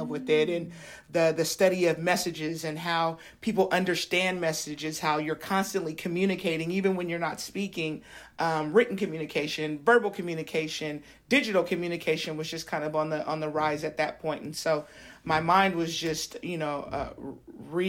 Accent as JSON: {"language": "English", "town": "Sacramento", "region": "California", "country": "United States", "tie": "born or raised there", "said": "enrolled at Sacramento City College, which is a community college here in my hometown."}